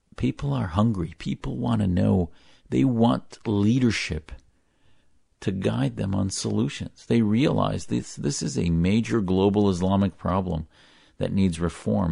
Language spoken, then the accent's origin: English; United States; as an American